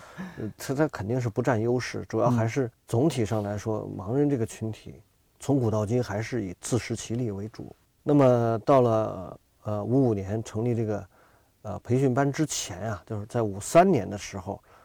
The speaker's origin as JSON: {"language": "Chinese", "area": "Yiqikelike oil field", "region": "Xinjiang", "country": "China", "tie": "born or raised there", "moved": "yes", "lives_now": "Beijing, China", "said": "然后我就出生在那儿"}